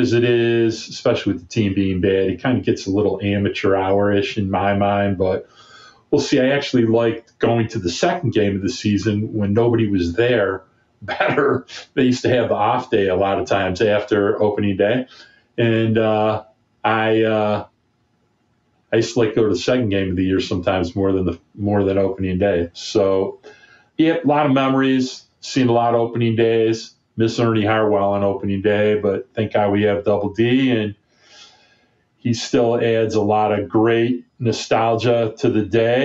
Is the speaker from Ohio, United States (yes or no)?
no; Oak Park, Michigan, United States; growing up in Oak Park, Michigan, with my buddies